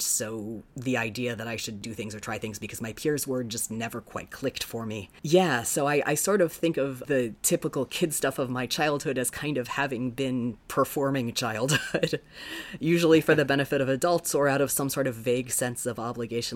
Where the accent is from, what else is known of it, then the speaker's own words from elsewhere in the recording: Sarasota, Florida, United States; also born or lived in South Bend, Indiana; I was born in South Bend. I lived there until um, a little before I turned seven, and then spent the rest of my childhood in Sarasota